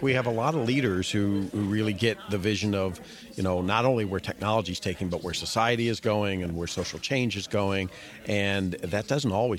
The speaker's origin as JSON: {"language": "English", "region": "Ohio", "country": "United States", "tie": "born or raised there", "said": "My home state"}